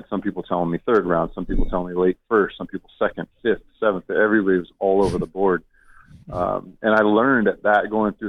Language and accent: English; Southern California, United States; I grew up in Southern California